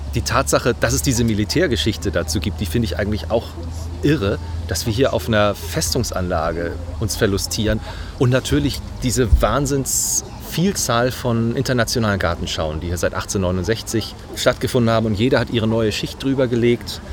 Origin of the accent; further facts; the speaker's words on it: Hamburg, Germany; Ich komme aus Harburg ursprünglich